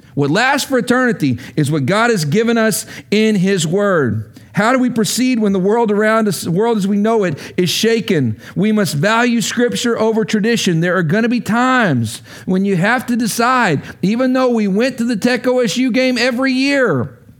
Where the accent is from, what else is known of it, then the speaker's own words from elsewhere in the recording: Lubbock, Texas, United States; moved away as an adult; now in Washington, D.C., United States; I grew up in Lubbock.